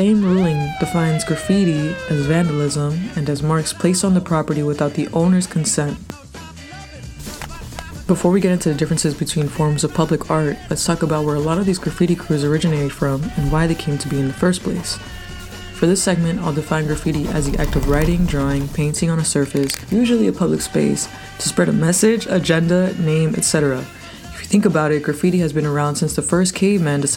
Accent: Chicago, Illinois, United States; I grew up in Pilsen

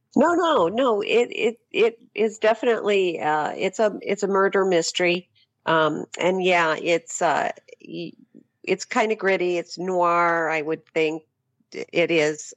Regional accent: Phoenix, Arizona, United States; moved away as an adult; I spent the better part of my life in Phoenix

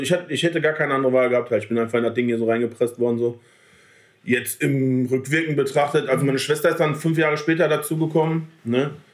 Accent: Selm, North Rhine-Westphalia, Germany; Ich wohne ja genau dazwischen so, aber sind halt eher Ruhrpottler

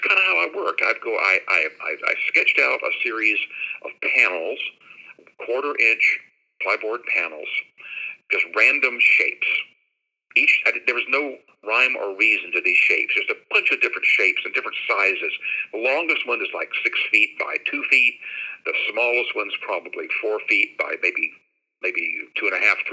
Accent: Shreveport, Louisiana, United States; also born or lived in Dallas, Texas; now in Jacksonville, United States; my hometown of Shreveport, Louisiana

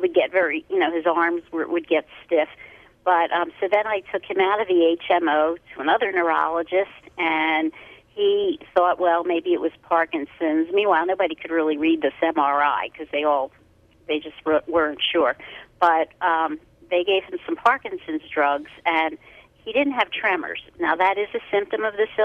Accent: Philadelphia, Pennsylvania, United States; I'm from Philadelphia

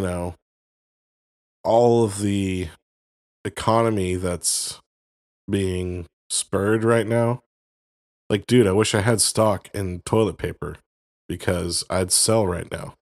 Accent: Florida, United States; moved away; I grew up in Florida, uh, uh, for a good part of my life

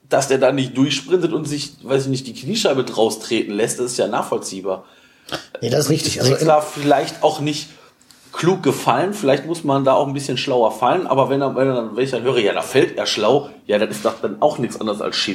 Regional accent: Cologne, North Rhine-Westphalia, Germany; Also ja, vielleicht ist man als Kölner mit Videoassistent

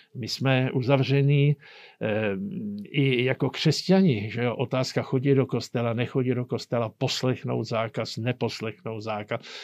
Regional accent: Czechia; U nás v Čechách

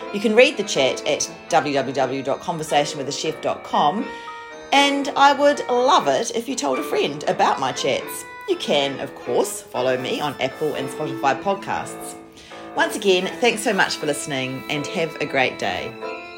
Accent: New Zealand; also born or lived in France; a New Zealander living in France for a year

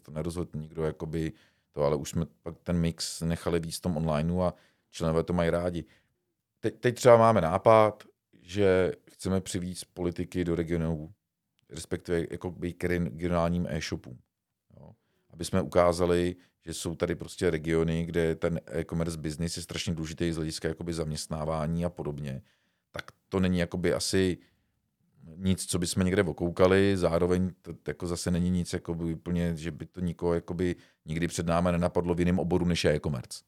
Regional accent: Czechia; jsme Češi

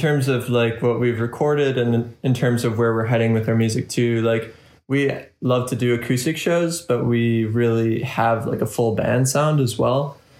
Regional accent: Green Bay, Wisconsin, United States; I grew up in Green Bay. My parents basically lived there from the time I was born.

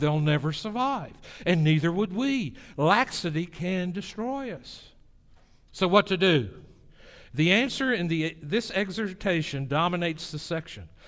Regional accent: the South, United States; my hometown in the South

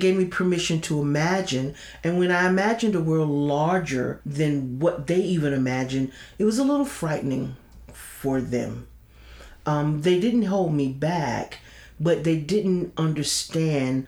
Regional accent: St. Petersburg, Florida, United States; I was born in St. Petersburg

